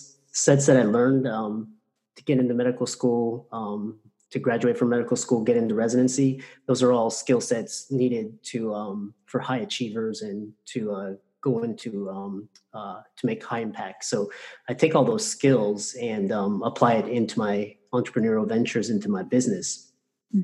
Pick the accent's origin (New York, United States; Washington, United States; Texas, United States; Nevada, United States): Texas, United States; Houston; I grew up in Houston and grew up in very humble circumstances